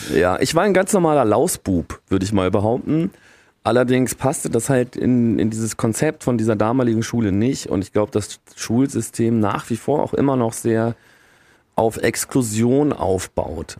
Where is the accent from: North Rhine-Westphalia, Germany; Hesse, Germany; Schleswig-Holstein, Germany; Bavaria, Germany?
North Rhine-Westphalia, Germany; Stolberg; ich komme ja aus Aachen, in einem Vorort von Aachen, das ist Stolberg